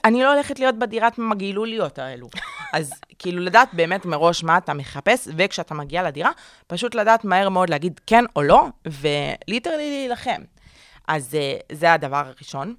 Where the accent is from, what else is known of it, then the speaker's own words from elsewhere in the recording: Tel Aviv, Tel Aviv District, Israel; now in Ramat Gan, Israel; אני גרה גרתי, גדלתי בתל אביב, ועברתי לרמת גן